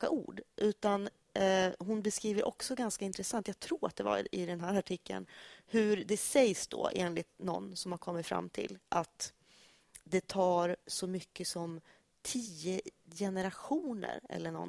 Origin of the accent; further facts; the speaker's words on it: Norrland, Sweden; Jag är faktiskt en urnorrlänning.